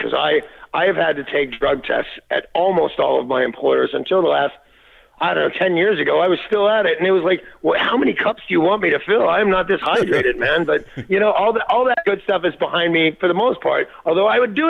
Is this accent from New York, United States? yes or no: no; Chicago, Illinois, United States; also born or lived in Los Angeles; Yeah. But I think of Chicago as my hometown, and I would take it on a bet. I really did. I had the best years of my life were spent in Chicago, and that is a fact.